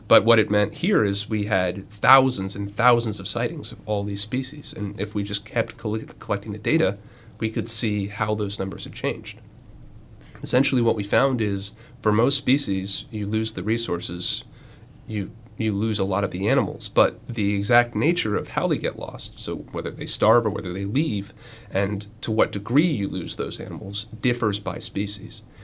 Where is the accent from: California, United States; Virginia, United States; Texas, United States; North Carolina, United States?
North Carolina, United States; Western; moved away; I'm from uh, Western North Carolina, very far from the ocean